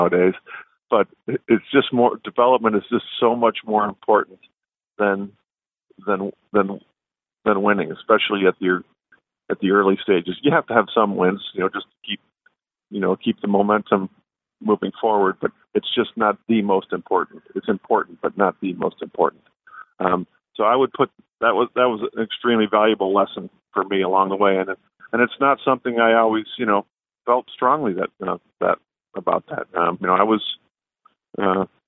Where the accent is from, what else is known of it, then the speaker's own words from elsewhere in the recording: Midwest, United States; I'm from the Midwest